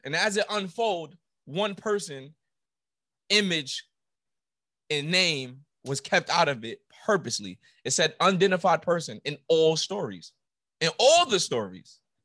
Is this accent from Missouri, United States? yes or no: no; New York City, New York, United States; I'm from New York, but I went to a school